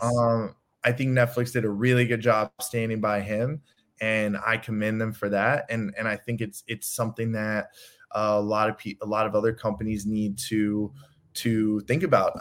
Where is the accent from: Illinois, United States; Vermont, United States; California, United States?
Illinois, United States; Chicago; I'm from Chicago.